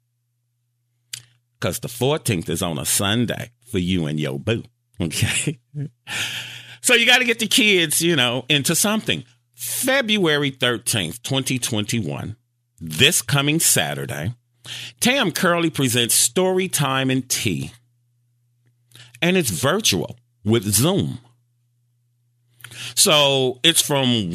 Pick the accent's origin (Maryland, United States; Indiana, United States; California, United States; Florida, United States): Indiana, United States; Gary; I'm from Gary, Indiana